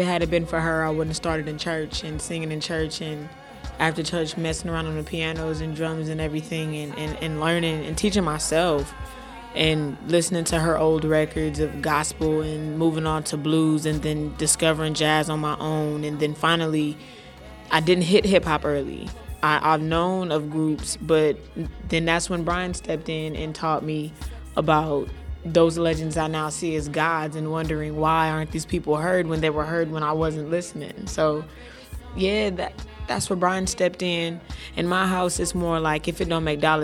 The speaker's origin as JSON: {"language": "English", "town": "Los Angeles", "region": "California", "country": "United States", "said": "I'm 19 years old and I'm from Watts"}